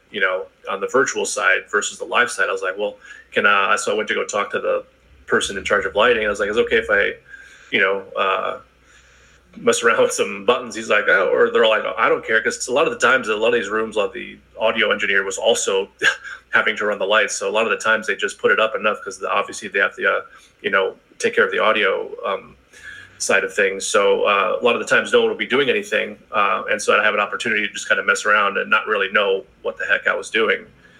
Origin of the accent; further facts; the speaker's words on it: Connecticut, United States; also born or lived in Boston, Massachusetts; I was born in Connecticut. But I've been in New England my whole life. So half of my life was in Connecticut, the other half was in Boston.